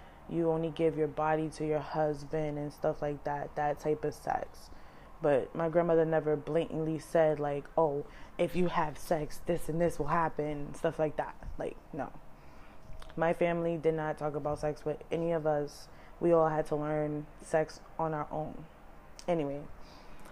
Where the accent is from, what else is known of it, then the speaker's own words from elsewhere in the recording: New York City, New York, United States; Once we moved from Mashula Parkway, we moved to St. Lawrence in the Bronx